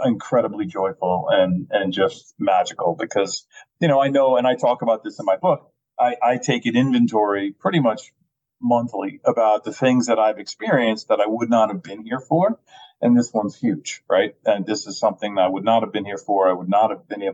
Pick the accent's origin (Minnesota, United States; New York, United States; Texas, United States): New York, United States; moved away as an adult; now in Connecticut, United States; I'm originally from New York, and we moved up here to the wide open spaces of suburban Connecticut